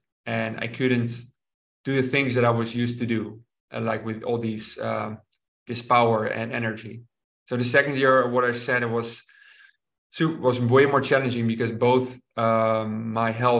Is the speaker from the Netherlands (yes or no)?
yes; Rotterdam, South Holland, Netherlands; to Rotterdam, to my hometown